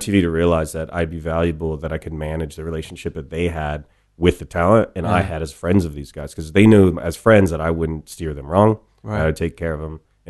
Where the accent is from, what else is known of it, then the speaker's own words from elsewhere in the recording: Ohio, United States; growing up in Ohio, it's like there's some obvious routes, and the obvious route that folks did where I grew up was you marry your high school sweetheart after college